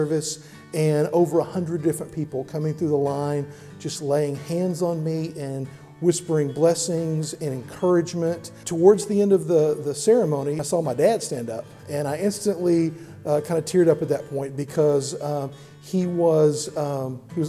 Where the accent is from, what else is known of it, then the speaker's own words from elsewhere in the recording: DeSoto, Texas, United States; also born or lived in Austin, Texas / Dallas, Texas; now in Tyler, United States; I grew up in DeSoto, a suburb of Dallas